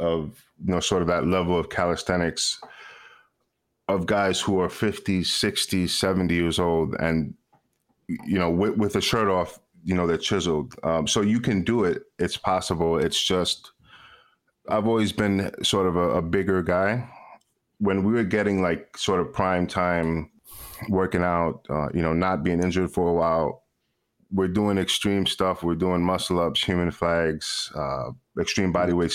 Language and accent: English; New York City, New York, United States; I'm from New York City, born and raised